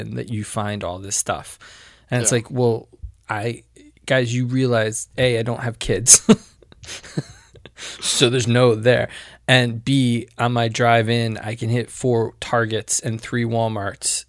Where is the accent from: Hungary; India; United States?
United States; Connecticut; I grew up in Connecticut